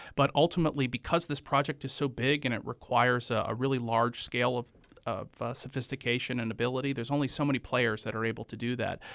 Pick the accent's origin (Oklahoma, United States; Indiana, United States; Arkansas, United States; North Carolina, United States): North Carolina, United States; Morganton; moved away as an adult; also born or lived in Greensboro, North Carolina / Chapel Hill, North Carolina; now in Wilmington, United States; I am originally from Morganton, North Carolina. It's the western part of North Carolina in the foothills, right on Interstate forty. I lived there until I was eighteen years old